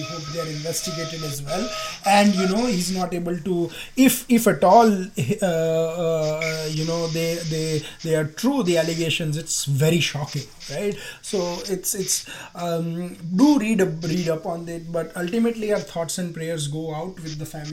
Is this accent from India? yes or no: yes; Gujarat, India; my home state of Gujarat.